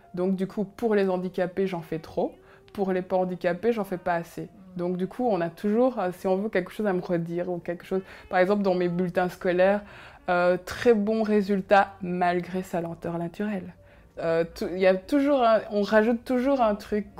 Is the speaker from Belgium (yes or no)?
yes; Belgium; first language Kinyarwanda; French is a second language; also born or lived in Congo / Rwanda; je suis arrivée en Belgique suite au génocide, puisqu'il a, y a eu le génocide au Rwanda, et euh, pour euh, se sauver, il a fallu arriver en Belgique